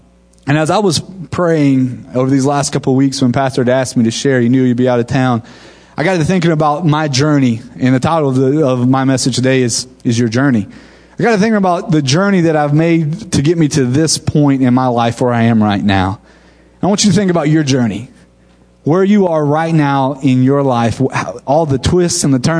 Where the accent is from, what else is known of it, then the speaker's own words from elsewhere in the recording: Wewahitchka, Florida, United States; also born or lived in Waxahachie, Texas; now in Tallahassee, United States; Now, I'm from Wewahitchka, Florida. That's where I grew up.